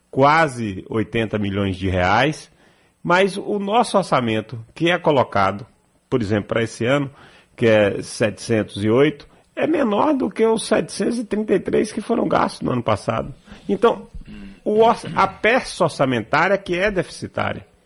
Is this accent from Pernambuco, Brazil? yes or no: no; Livramento de Nossa Senhora, Bahia, Brazil; also born or lived in Salvador; Eu nasci aqui em Salvador, mas sou filho de Coração de Livramento, porque é, tinha poucos recursos ainda na cidade e eu nasci prematuro.